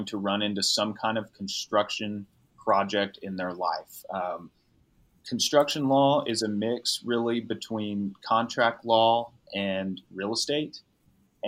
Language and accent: English; San Antonio, Texas, United States; I'm from San Antonio